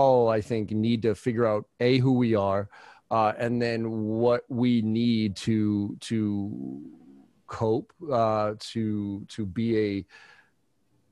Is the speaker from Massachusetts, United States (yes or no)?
yes; Boston, Massachusetts, United States; I'm from, you know, I grew up in Boston